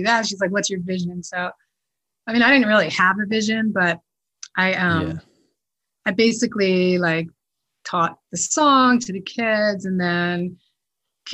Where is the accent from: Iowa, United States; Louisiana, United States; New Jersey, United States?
New Jersey, United States; I grew up in New Jersey